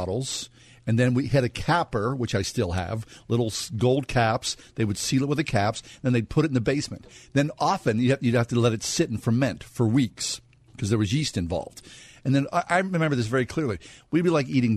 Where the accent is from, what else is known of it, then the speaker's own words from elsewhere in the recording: Swissvale, Pennsylvania, United States; When I grew up in Swissvale, you know, we had our own soda pop in Swissvale